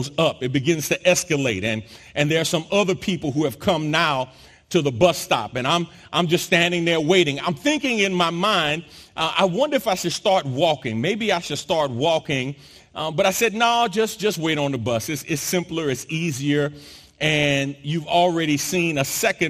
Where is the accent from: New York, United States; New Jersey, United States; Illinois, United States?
New York, United States; New York City; now in Texas, United States; growing up in New York City, I'm used to and familiar with public transportation